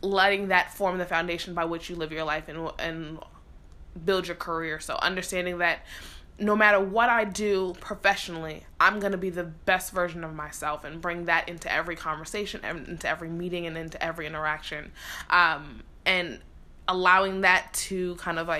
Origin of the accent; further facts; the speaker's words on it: New York City, New York, United States; moved away as an adult; also born or lived in Philadelphia, Pennsylvania; growing up in the Bronx